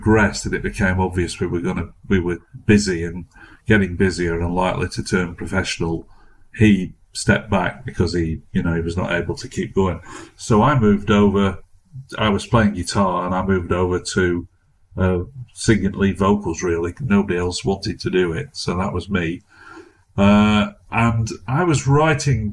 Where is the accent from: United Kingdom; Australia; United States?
United Kingdom; Manchester, North West England; also born or lived in Crewe; I'm originally from Manchester in the north of England